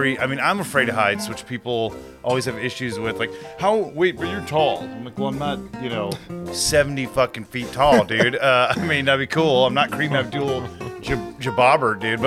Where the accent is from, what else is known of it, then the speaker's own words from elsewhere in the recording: California, United States; we grew up in California